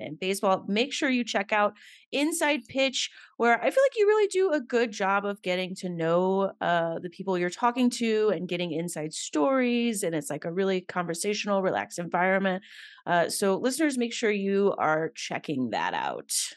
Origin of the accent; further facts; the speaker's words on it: Alabama, United States; I grew up in Alabama